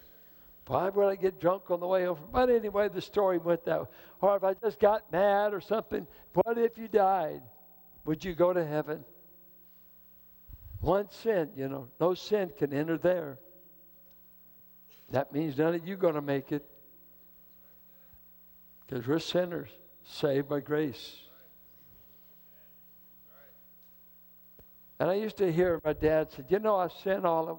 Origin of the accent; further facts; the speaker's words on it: Richmond, United States; I grew up in Richmond.